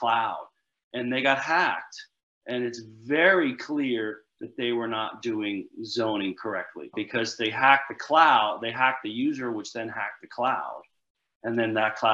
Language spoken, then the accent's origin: English; New Jersey, United States; I'm from Jersey. We say guy.